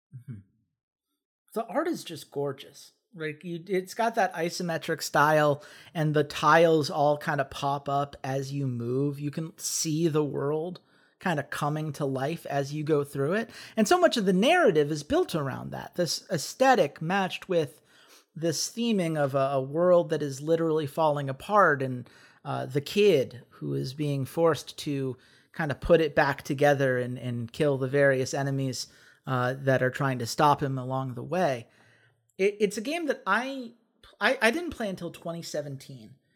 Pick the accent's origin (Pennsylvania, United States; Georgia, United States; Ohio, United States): Georgia, United States; Atlanta; growing up in Atlanta